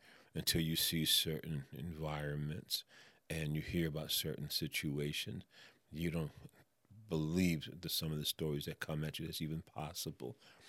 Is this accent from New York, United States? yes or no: yes; New York, United States; I'm a New Yorker, so hey, I got it.